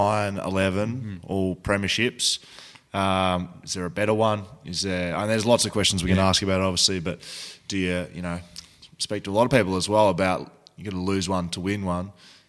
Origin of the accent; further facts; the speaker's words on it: Geelong, Victoria, Australia; Growing up in Geelong